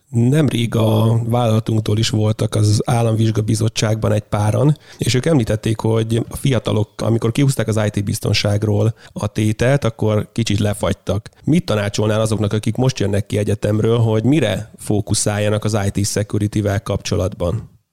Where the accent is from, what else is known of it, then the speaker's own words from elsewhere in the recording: Tiszacsege, Hajdú-Bihar, Hungary; moved away; én vidékről jövök, tehát Tiszacsegéről